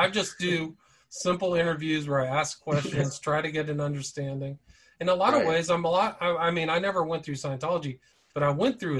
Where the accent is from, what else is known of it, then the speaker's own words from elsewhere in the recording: Omaha, Nebraska, United States; I'm from Omaha, Nebraska.